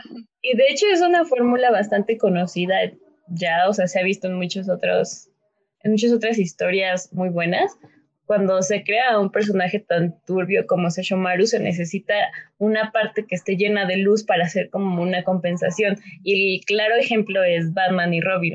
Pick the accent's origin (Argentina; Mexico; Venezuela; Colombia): Mexico; yo soy de México, soy mexicana